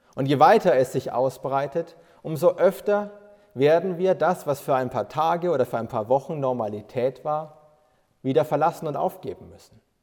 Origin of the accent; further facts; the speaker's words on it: Bavaria, Germany; bei uns in Bayern